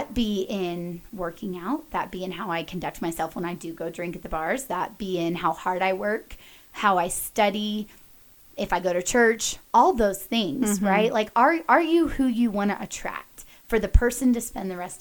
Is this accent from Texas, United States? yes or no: yes; Dallas, Texas, United States; moved away as an adult; now in Colorado, United States; I grew up in Dallas, very fashion forward area